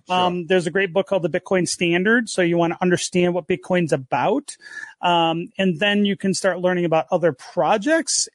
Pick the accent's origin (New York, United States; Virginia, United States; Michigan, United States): Michigan, United States; Detroit; I grew up in the Detroit area